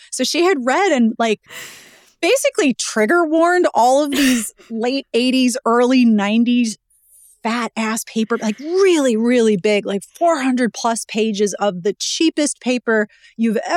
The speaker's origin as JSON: {"language": "English", "town": "Pittsburgh", "region": "Pennsylvania", "country": "United States", "tie": "born or raised there", "said": "Um, I was born and raised in Pittsburgh"}